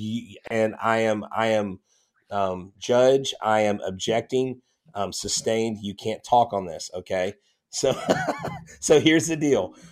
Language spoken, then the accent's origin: English; Texas, United States; I'm from Texas